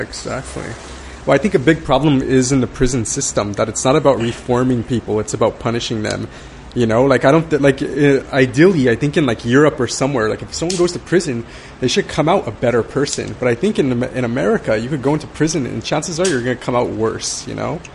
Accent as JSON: {"language": "English", "town": "Baldwin Park", "region": "California", "country": "United States", "tie": "born or raised there", "said": "I grew up in in Baldwin Park"}